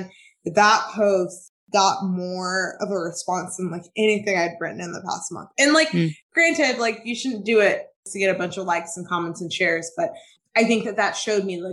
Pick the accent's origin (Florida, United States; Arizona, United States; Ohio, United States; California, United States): Florida, United States; Tampa; my husband and I had just moved back to Tampa, my hometown